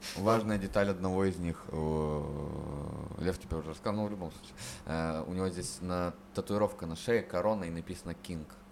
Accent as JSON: {"language": "Russian", "town": "Chernushka", "region": "Perm Krai", "country": "Russia", "tie": "born or raised there", "moved": "as an adult", "said": "из Чернушки, из моего родного города"}